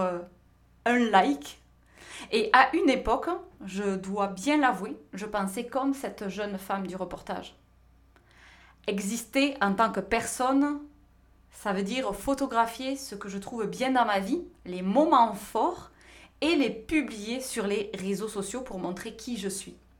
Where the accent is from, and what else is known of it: France; moved away as an adult; now in North America